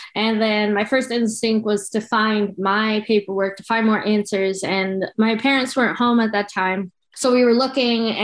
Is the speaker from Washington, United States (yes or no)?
no; the suburbs of New York, United States; also born or lived in Colombia; I grew up in the suburbs of New York in a very Italian family